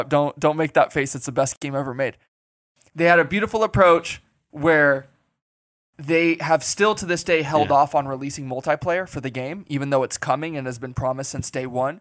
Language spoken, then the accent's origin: English; Las Vegas, Nevada, United States; moved away as an adult; also born or lived in Los Angeles; I found my way back to Vegas, found a new appreciation for the city I was raised in again, and you know, I've been here ever since